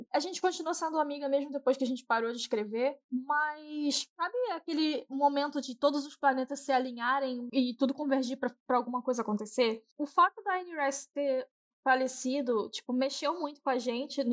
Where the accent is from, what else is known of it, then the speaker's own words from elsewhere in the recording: Rio de Janeiro, Brazil; moved away as an adult; Eu saí do Rio e em 2012 para 13